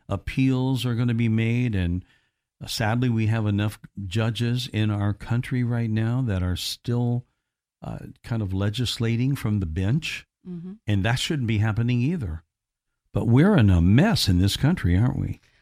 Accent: United States; growing up in America

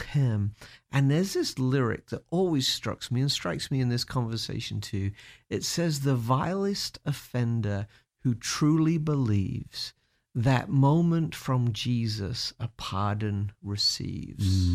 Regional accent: United Kingdom; moved away; as a Brit

